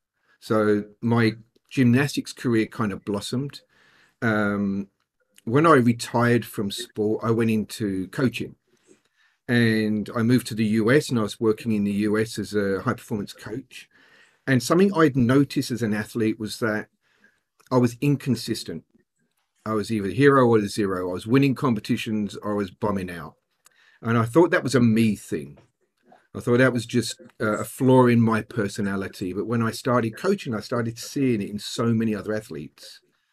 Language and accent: English; England, United Kingdom; I'm very English when it comes to that.